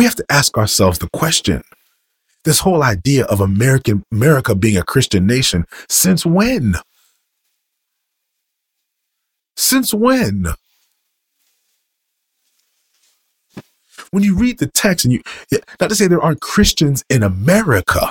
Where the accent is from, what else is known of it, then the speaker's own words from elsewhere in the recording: United States; I am American.